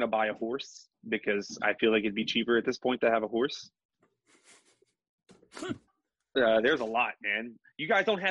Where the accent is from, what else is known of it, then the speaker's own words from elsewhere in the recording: Crete, Illinois, United States; I'm from the village of Crete, Illinois